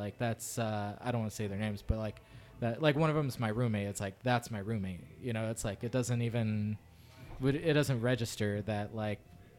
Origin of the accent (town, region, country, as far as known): California, United States; born or raised there